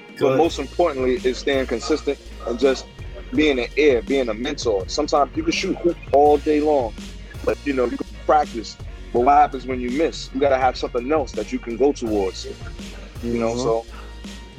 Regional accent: New York City, New York, United States; growing up in the South Bronx.

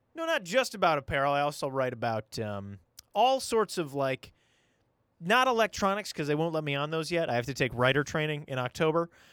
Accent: St. Cloud, Minnesota, United States; I was born here in Saint Cloud, Minnesota

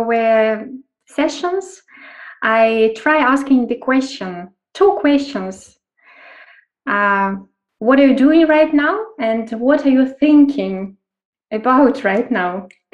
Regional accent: Kyiv, Ukraine; I'm from Ukraine, from Kyiv, and working internationally

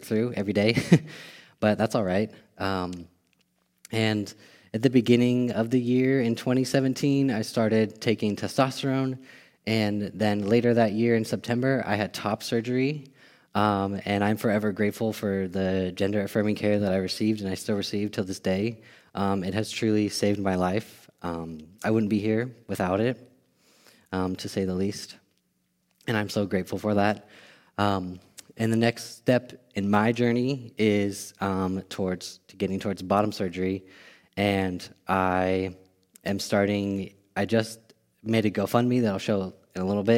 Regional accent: Bay Area, California, United States; I grew up in the Bay Area, California.

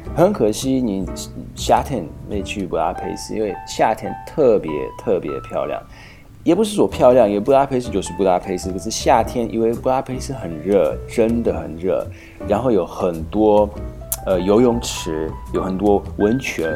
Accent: Slovakia; first language Hungarian; Chinese is a second language; 我虽然，呃，本身是素尔法克人，可是匈牙利话，是我的母语，因为就小时候去匈牙利

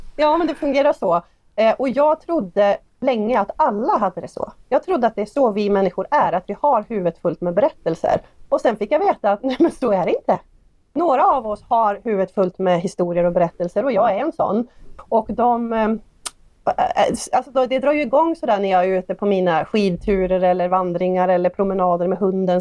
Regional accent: Hede, Jämtland, Sweden; min hemby Hede

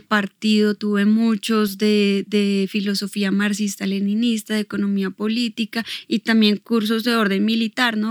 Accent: Bogotá, Colombia; tengo 36 años y nací aquí en Bogotá

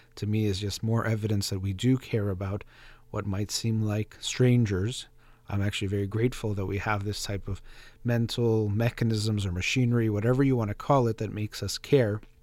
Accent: United States; as American

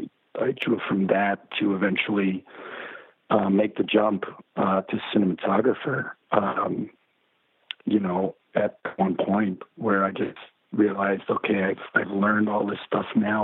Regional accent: Mexico; moved away; also born or lived in Mexico City; I grew up in Mexico

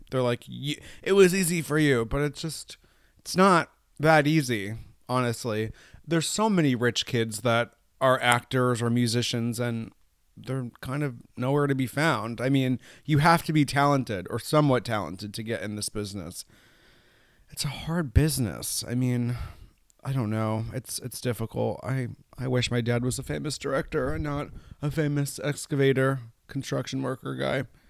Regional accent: Hudson Valley, New York, United States; growing up in the Hudson Valley, we have mountains, but not like these

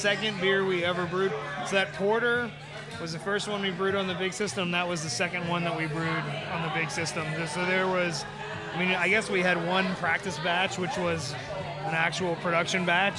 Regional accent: Kingwood, Texas, United States; Nick and I grew up in Kingwood together

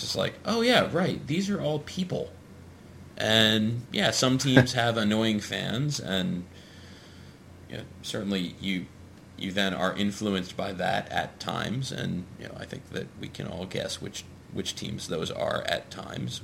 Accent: New York, United States; I grew up in New York

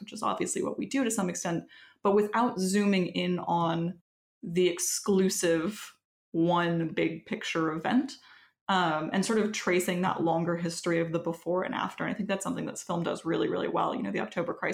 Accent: Quebec, Canada; moved away; I am from Quebec originally

